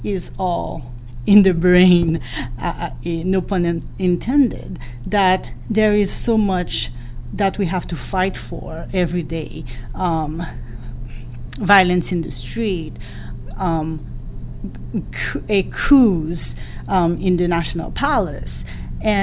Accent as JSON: {"language": "English", "country": "Haiti", "tie": "born or raised there", "first_language": "Haitian Creole", "second_language": "English", "moved": "yes", "lives_now": "United States", "said": "growing up in Haiti"}